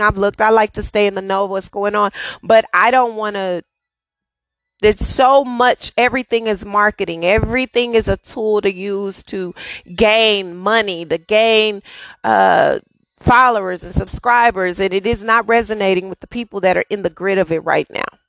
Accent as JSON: {"language": "English", "town": "Dallas", "region": "Texas", "country": "United States", "tie": "born or raised there", "said": "I'm born and raised in Dallas"}